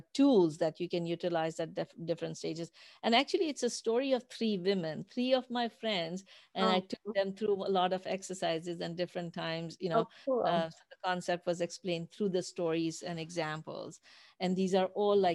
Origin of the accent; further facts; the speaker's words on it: Pakistan; moved away; I grew up in Pakistan